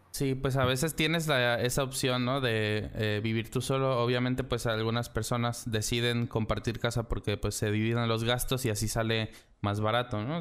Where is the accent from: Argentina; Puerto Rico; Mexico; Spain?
Mexico; also born or lived in San Luis Potosí; en nuestro bello país que es México